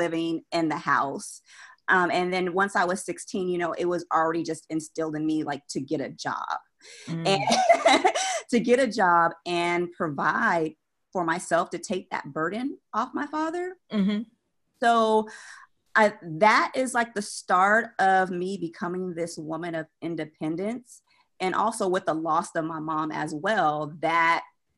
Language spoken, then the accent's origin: English; San Jose, California, United States; moved away as an adult; also born or lived in Austin, Texas; now in Charlotte, United States; I'm from California, San Jose, born and raised